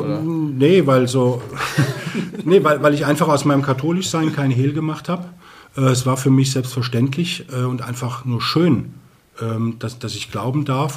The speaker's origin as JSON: {"language": "German", "town": "Koblenz", "region": "Rhineland-Palatinate", "country": "Germany", "tie": "born or raised there", "also_born_or_lived": "Eichstätt, Germany", "moved": "yes", "lives_now": "Neumarkt, Germany", "said": "bin aber gebürtiger Rheinländer, stamme aus Koblenz"}